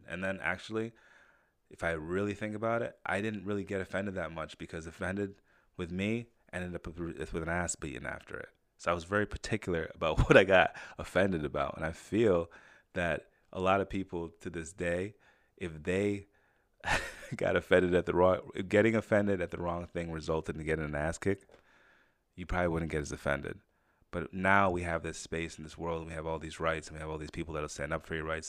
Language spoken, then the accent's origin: English; Saratoga Springs, New York, United States; also born or lived in Jamaica; When I grew up in Saratoga, I was one of the only black kids in the area.